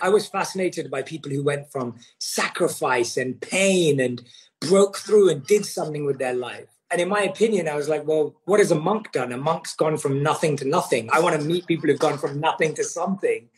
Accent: London, United Kingdom; I was born and raised in London

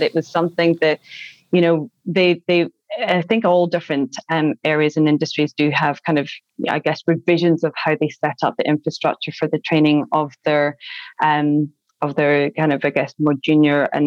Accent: Glasgow, Scotland, United Kingdom; I'm from Glasgow

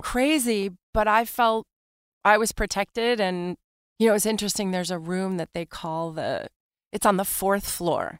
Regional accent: New York City, New York, United States; Born and raised in Manhattan.

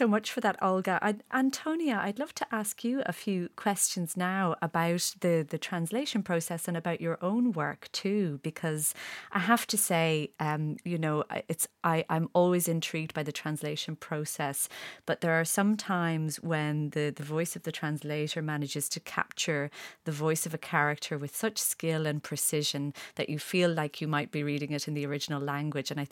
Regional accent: Ireland

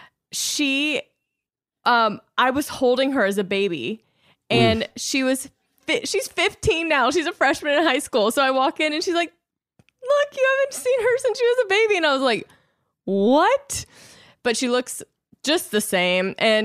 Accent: Louisiana, United States; moved away; I was in Louisiana, this is a full circle moment. So I'm in Louisiana.

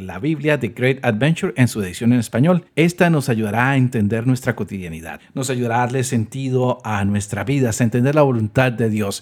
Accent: Colombia; now in United States; Yo nací en Colombia, llevo 20 años en los Estados Unidos

